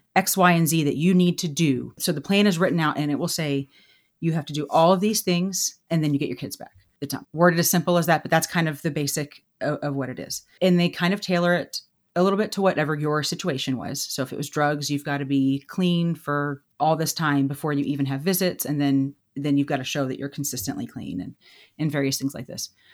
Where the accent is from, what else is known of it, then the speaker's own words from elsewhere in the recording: Texas, United States; I grew up in Texas with my parents